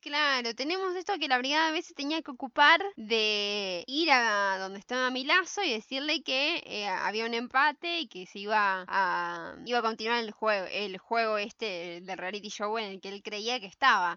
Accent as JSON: {"language": "Spanish", "town": "San Isidro", "region": "Buenos Aires Province", "country": "Argentina", "said": "yo soy de San Isidro"}